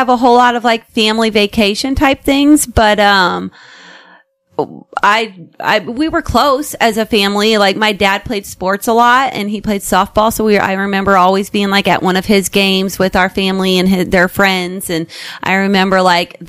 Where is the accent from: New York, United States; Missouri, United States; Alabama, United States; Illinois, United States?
Illinois, United States; South Roxana; I grew up in South Roxana my entire life